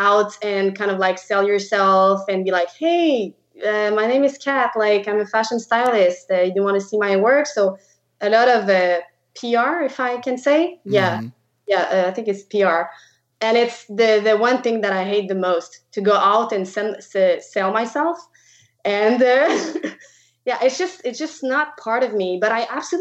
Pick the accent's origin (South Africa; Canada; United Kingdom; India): Canada; Quebec; first language French; English is a second language; moved away; I am from Quebec. So I speak French. That's why you'll see my weird accent through the podcast.